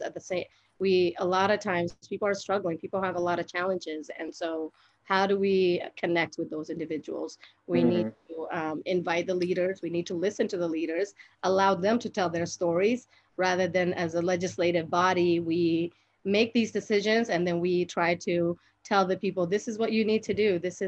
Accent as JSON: {"language": "English", "town": "Salt Lake City", "region": "Utah", "country": "United States", "tie": "born or raised there", "also_born_or_lived": "Somalia / Kenya", "said": "I grew up in Rose Park. I went to West High School."}